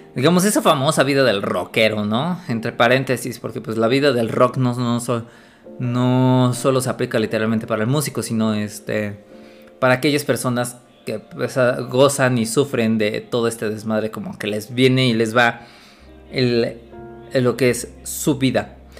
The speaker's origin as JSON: {"language": "Spanish", "region": "Puebla", "country": "Mexico", "said": "Yo soy de Puebla"}